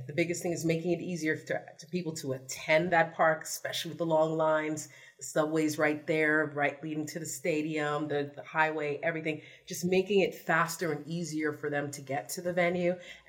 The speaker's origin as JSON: {"language": "English", "town": "New York City", "region": "New York", "country": "United States", "said": "I'm from the Bronx."}